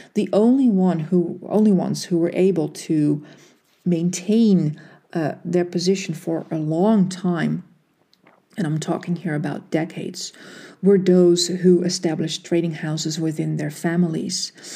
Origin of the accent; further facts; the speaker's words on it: Netherlands; I was born and raised in the Netherlands.